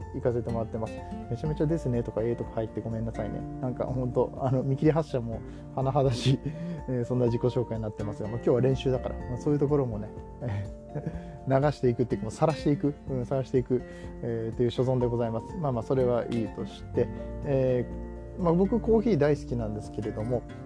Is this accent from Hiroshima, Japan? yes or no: no; Nagoya, Aichi, Japan; 僕名古屋の出身なんでモーニングの文化もあって